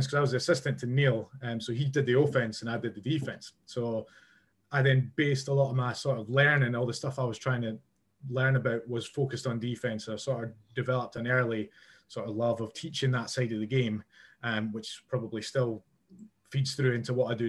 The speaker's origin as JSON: {"language": "English", "region": "Scotland", "country": "United Kingdom", "said": "a Scottish guy"}